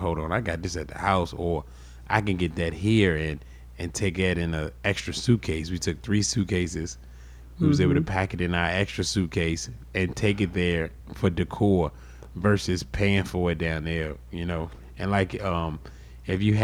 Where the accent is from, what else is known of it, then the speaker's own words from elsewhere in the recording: United States; as far as being American, we're used to everything being instant.